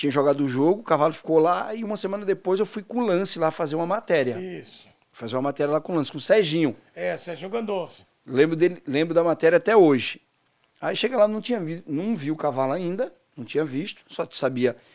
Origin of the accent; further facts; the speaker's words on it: Northeast Region, Brazil; Pô, sou nordestino, pô. Eu andei de cavalo a minha vida inteira.